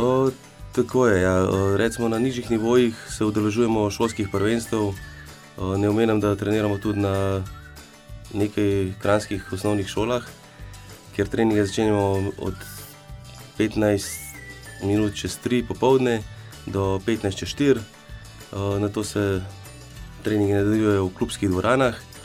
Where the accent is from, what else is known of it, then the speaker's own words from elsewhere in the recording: Mengeš, Slovenia; now in Kranj, Slovenia; prihajam iz Venkša